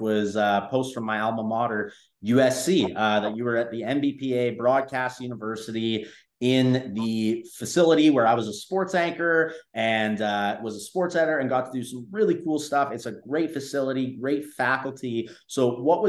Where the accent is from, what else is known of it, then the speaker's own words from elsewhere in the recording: Canada; I'm Canadian myself